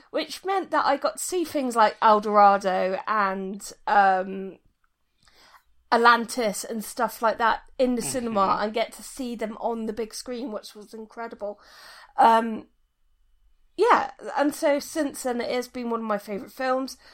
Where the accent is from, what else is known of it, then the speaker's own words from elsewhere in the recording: United Kingdom; me being British